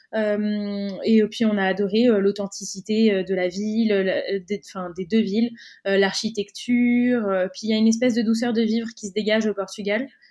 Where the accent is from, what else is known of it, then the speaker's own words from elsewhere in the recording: Cannes, Provence-Alpes-Côte d'Azur, France; moved away; la ville d'où on vient, donc nous on est originaire de Cannes, dans le sud de la France